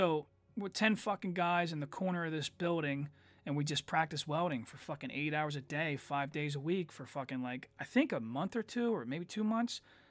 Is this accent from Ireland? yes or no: yes; Ireland; I made a joke about how I'm Irish